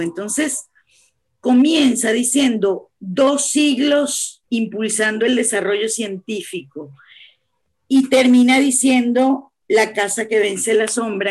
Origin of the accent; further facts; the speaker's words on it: Caracas, Capital District, Venezuela; yo soy caraqueña y vivo cerca de la UCB